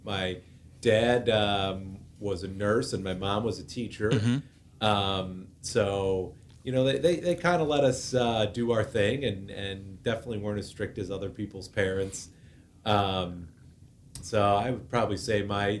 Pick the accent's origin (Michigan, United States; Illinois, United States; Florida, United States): Illinois, United States; Orland Park; born and raised in Orland Park